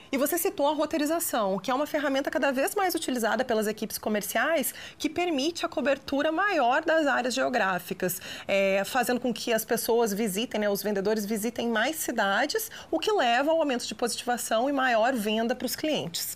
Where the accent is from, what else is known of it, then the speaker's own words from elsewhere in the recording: Rio Grande do Sul, Brazil; now in Minas Gerais, Brazil; Eu, como gaúcha que mora aqui em Minas